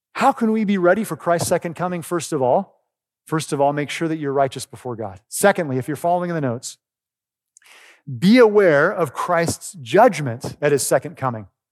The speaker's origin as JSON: {"language": "English", "region": "Oregon", "country": "United States", "tie": "born or raised there", "moved": "yes", "said": "I grew up in Oregon"}